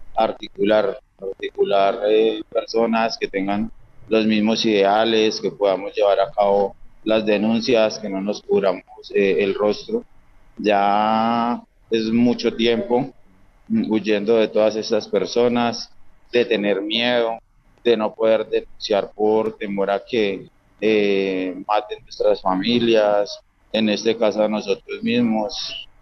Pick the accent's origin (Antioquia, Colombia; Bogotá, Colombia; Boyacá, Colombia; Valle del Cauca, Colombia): Valle del Cauca, Colombia; Quebrada Nueva; nosotros somos de un pueblo del Valle del Cauca, se llama Quebrada Nueva